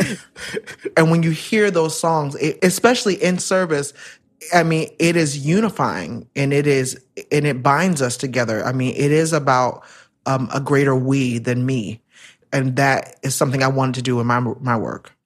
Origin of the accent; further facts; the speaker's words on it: Central Florida, United States; I was born and raised in Florida, Central Florida